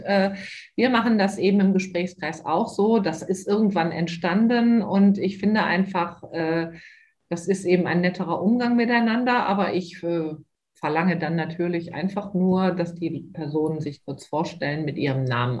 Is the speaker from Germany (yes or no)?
yes; Moers, North Rhine-Westphalia, Germany; Hier in meiner Heimatstadt Mörs leite ich ja auch einen ehrenamtlichen äh, Elterngesprächskreis für die DGHK